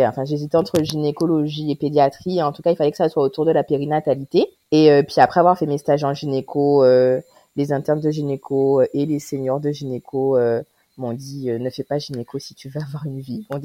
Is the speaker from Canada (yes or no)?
no; Guadeloupe; j'ai 32 ans, je suis guadeloupéenne. Je vis maintenant en Guadeloupe